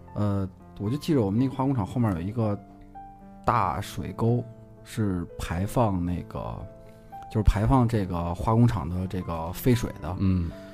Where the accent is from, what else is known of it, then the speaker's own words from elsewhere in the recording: southern Shanxi, China; 我们家山西的南部其实是旅游城市。